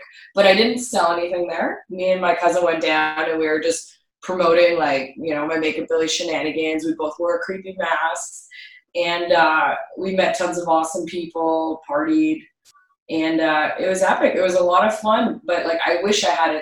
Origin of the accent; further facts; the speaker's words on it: Canada; also born or lived in Montreal; I'm a Canadian